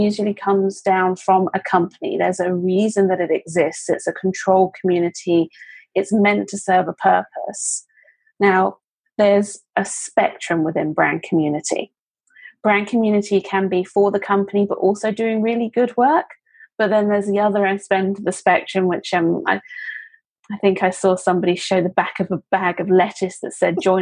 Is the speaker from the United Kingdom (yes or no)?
yes; United Kingdom; moved away; as a Brit who is abroad